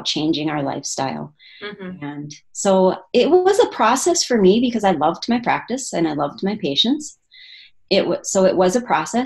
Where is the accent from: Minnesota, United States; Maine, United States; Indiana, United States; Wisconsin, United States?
Minnesota, United States; small town in northern; moved away as an adult; also born or lived in Michigan; now in Oregon, United States; that was my hometown that we moved